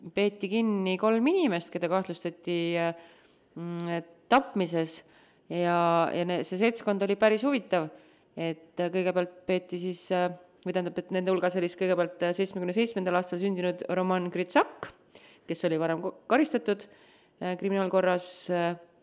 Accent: Tartu, Tartu County, Estonia; ma olen Tartust

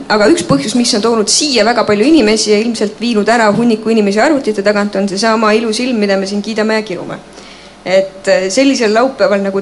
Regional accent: Estonia; me oleme eestlased

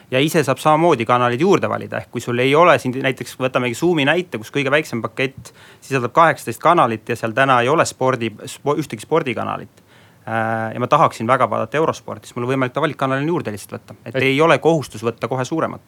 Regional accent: South Estonia, Estonia; olen Lõuna-Eestist pärit

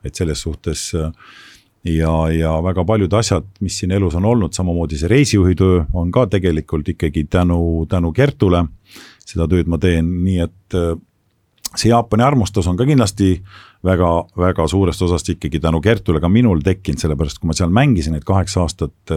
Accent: Estonia; also born or lived in Japan; me räägime eesti keelt, me oleme Eestist

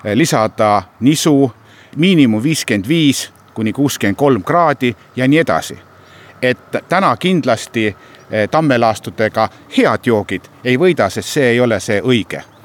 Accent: Seto, Setomaa, Estonia; me oleme seto rahvas

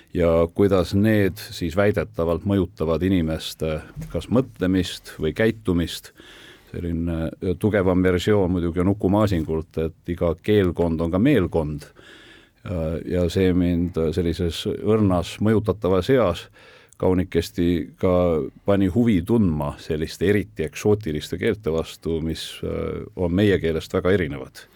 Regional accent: Tartu, Tartu County, Estonia; mina olen üles kasvanud Tartus, seal ka koolis käinud

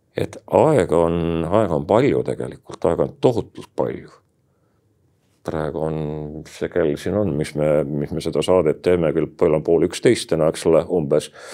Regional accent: Estonia; eestlased on uskmatu rahvas me oleme ainult natuke nii-öelda juurte pealt ära läinud

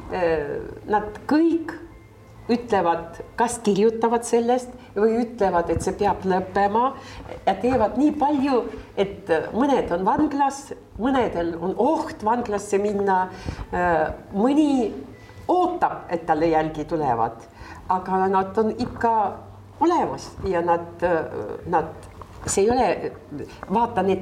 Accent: Estonia; ta ütles, et äh, noh, sellepärast, et ma olen äh, Eestist

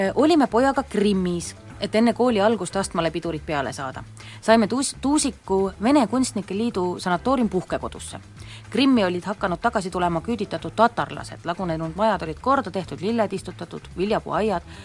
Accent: Tallinn, Harju County, Estonia; mina kui tallinlane

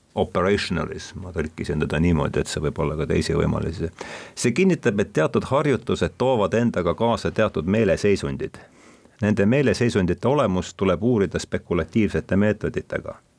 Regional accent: Rakvere, Lääne-Viru County, Estonia; olen pärit Rakverest

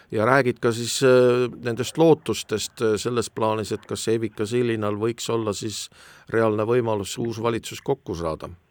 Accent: Estonia; meid, eestlasi

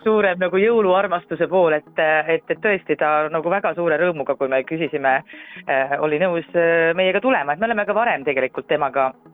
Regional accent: Rapla, Rapla County, Estonia; now in Tallinn, Estonia; minu kodukandi eh, juurde Rapla kirikusse

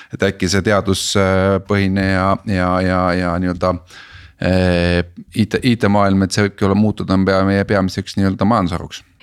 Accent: Estonia; ma olen Eestist

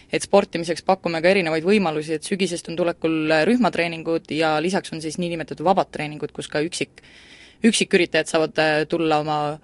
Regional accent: Central Estonia, Estonia; moved away; ma olen tegelikult Kesk-Eestist üldse pärit ja väikesest kohast

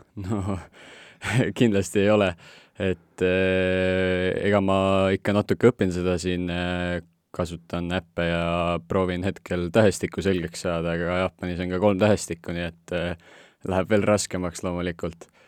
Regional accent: Estonia; Eesti ikkagi on minu kodukoht, et olen varemgi Eestist väljas elanud

